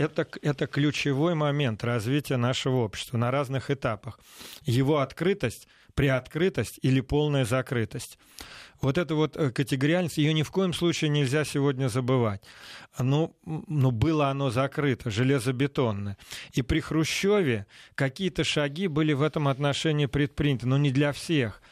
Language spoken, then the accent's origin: Russian; Balashov, Saratov Oblast, Russia; moved away; also born or lived in Moscow; я воспитывался в Балашове, Саратовской области